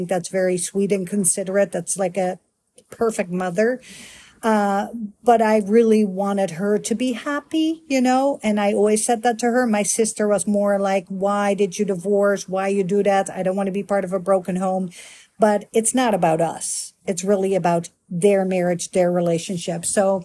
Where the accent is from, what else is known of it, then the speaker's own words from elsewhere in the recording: Netherlands; moved away as an adult; also born or lived in Miami; now in United States; I'm a Dutch girl born and raised in Holland, aka the Netherlands capital, Amsterdam